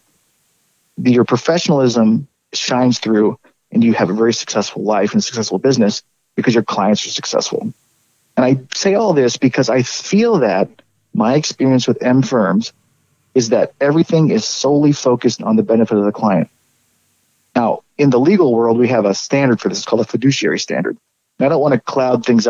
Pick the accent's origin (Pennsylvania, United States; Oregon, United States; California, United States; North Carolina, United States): Oregon, United States; moved away as an adult; also born or lived in Midwest / Arizona; I grew up in Oregon, went to school in the Midwest, and lived in the southern Arizona central Arizona for quite a while too. But it's coming back to Oregon after about 20 years of being away